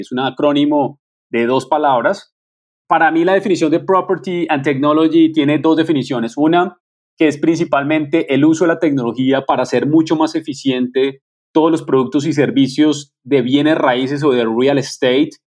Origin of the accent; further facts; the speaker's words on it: Colombia; me siento muy orgulloso como colombiano